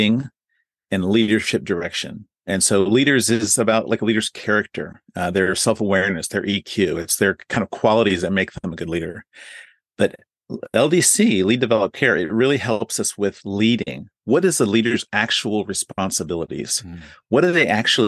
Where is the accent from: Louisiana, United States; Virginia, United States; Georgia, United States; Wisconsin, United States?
Virginia, United States; D.C.; moved away as an adult; also born or lived in Tokyo, Japan; I'm originally from the Virginia area, right outside of Washington, D.C.